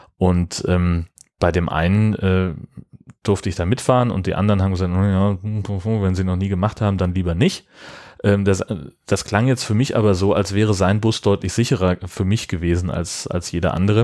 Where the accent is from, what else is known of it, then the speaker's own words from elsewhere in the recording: Germany; bei uns in Deutschland.